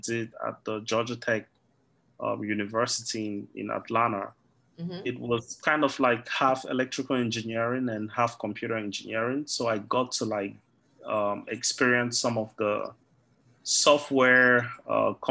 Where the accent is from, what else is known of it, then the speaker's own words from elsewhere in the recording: Cameroon; I'm originally from Cameroon